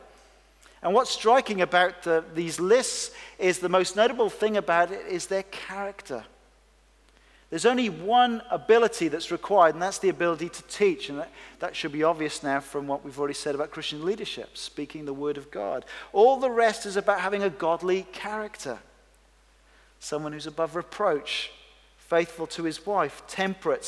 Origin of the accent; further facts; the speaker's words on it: Wales, United Kingdom; moved away; I grew up in Wales